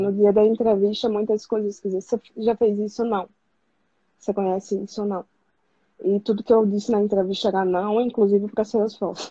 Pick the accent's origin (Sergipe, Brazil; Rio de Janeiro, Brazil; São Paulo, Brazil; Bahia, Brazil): Sergipe, Brazil; Aracaju; now in Recife, Brazil; Vou voltar pra minha cidade natal, que é Aracaju